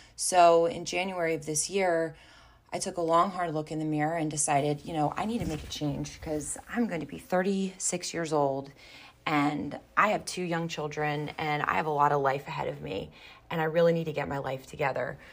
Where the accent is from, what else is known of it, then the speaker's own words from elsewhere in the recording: Baltimore, Maryland, United States; also born or lived in Sparks, Maryland; born and raised in Baltimore, Maryland